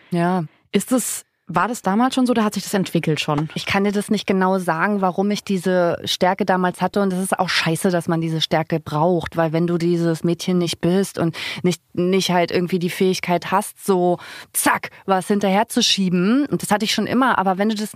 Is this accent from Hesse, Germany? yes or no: no; Zinnowitz, Mecklenburg-Vorpommern, Germany; Zinnowitz, Mecklenburg-Vorpommern, die Insel Usedom, dass ich das nicht als meine Heimat sehe, überhaupt nicht und noch nie gesehen habe.